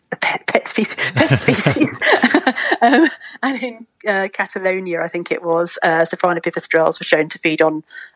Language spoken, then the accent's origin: English; Mid Wales, United Kingdom; I grew up in Mid Wales